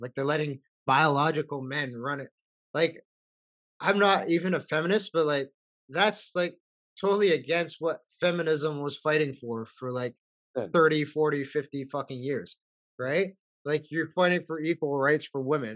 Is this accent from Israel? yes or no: no; Canada; I was born and raised here from immigrant parents